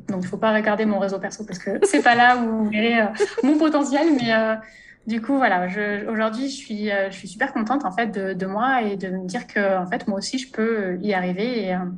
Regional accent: Ardèche, Auvergne-Rhône-Alpes, France; moved away as an adult; also born or lived in Malta; now in Mauritius; je viens d'Ardèche

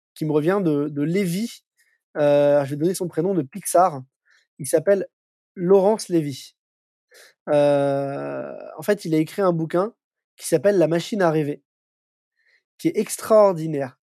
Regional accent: Paris, Île-de-France, France; moi je suis un Parisien, je suis né à Paris, j'ai vécu à Paris toute ma vie.

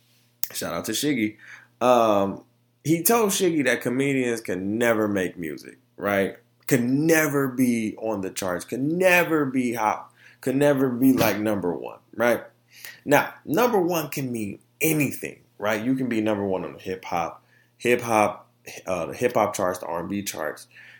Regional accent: Orlando, Florida, United States; also born or lived in Detroit; I come from Florida and Detroit. You know what I'm saying? I come from Orlando and Detroit. Two totally different cultures.

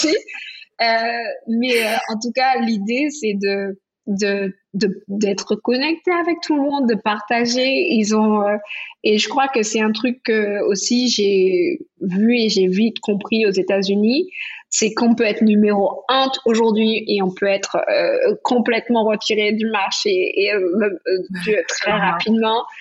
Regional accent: Antilles, France; on a plein de gens chez nous, aux Antilles, qui font des choses importantes.

